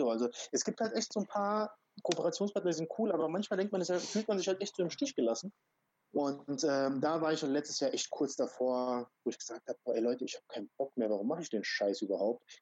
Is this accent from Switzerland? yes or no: no; Croatia; born there; weil ich komme gebürtig aus Kroatien.